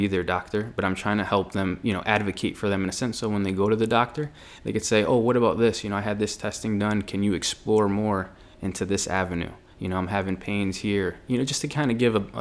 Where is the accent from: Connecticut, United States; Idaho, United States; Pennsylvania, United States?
Connecticut, United States; Meriden; I grew up in Meriden